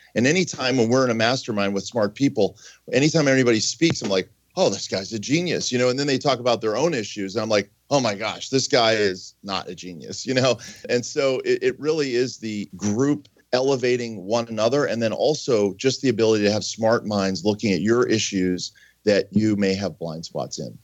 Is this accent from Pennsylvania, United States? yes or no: yes; Pittsburgh, Pennsylvania, United States; I grew up in Pittsburgh